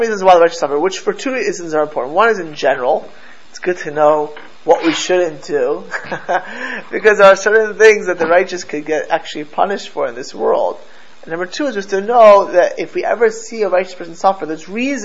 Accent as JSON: {"language": "English", "town": "Miami Beach", "region": "Florida", "country": "United States", "tie": "born or raised there", "also_born_or_lived": "Jerusalem", "said": "I grew up in Miami Beach, in South Florida"}